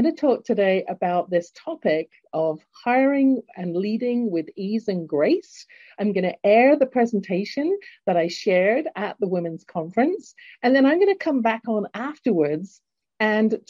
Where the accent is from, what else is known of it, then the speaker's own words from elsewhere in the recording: London, United Kingdom; accent: English; now in Calgary, Canada; born in London, England, and now living in Canada, in Calgary, Alberta